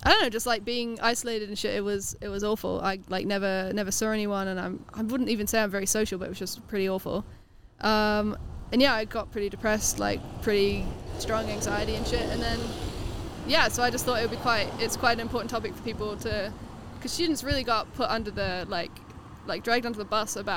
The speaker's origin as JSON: {"language": "English", "region": "England", "country": "United Kingdom", "moved": "yes", "lives_now": "New Zealand", "said": "I'm originally from England, but I moved here"}